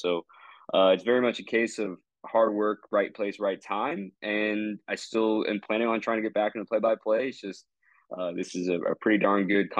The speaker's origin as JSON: {"language": "English", "town": "Phoenix", "region": "Arizona", "country": "United States", "tie": "born or raised there", "said": "So I'm from Phoenix, Arizona, grew up there, went to Arizona State University"}